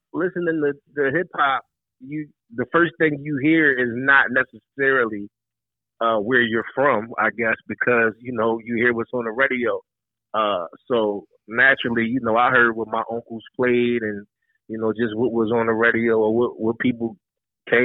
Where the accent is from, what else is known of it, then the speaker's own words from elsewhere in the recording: Philadelphia, Pennsylvania, United States; I was born and raised in Southwest, but, you know, for a time I was in West Philly